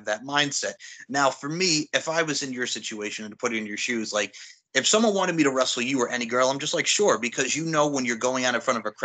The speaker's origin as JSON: {"language": "English", "area": "Long Island", "region": "New York", "country": "United States", "tie": "born or raised there", "said": "I was very lucky as a kid growing up on Long Island."}